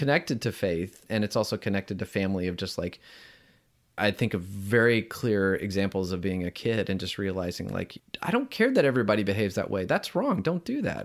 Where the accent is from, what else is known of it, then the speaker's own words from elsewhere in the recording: the South, United States; growing up in the South here in the United States